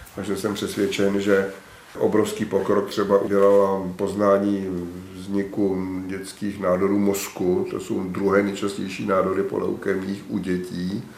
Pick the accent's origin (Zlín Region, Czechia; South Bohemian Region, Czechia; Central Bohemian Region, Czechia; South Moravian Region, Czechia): South Bohemian Region, Czechia; České Budějovice; Já jsem prožil své dětství v Havličkové kolonii, což je prostě to nejlepší, co se člověku v Budějovicích, myslím, může stát